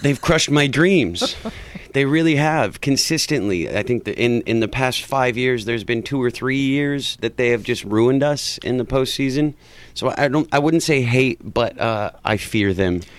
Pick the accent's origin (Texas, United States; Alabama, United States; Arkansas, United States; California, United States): California, United States; Huntington Park; I grew up in Huntington Park